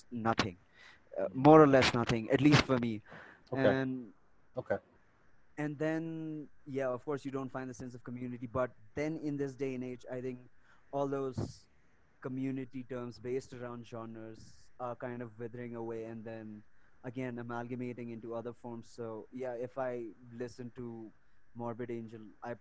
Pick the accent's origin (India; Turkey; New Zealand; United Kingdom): India; Leh, Ladakh; moved away; also born or lived in Delhi; I grew up in Leh Ladakh